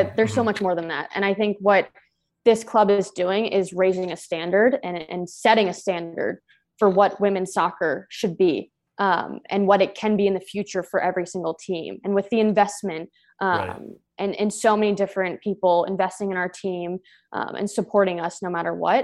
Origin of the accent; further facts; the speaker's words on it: Maryland, United States; moved away as an adult; also born or lived in Portland; now in Los Angeles, United States; I'm originally from the East Coast, from Maryland